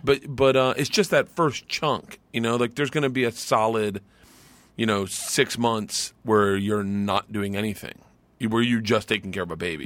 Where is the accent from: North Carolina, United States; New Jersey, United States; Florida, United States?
Florida, United States; I grew up in Florida.